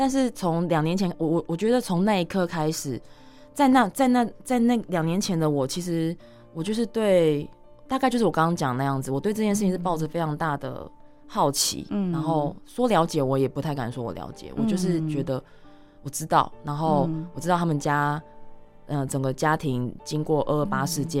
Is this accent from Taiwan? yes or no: yes; Chiayi, Chiayi City, Taiwan; moved away as an adult; 我自己是嘉义小孩，然后我就在嘉义市长大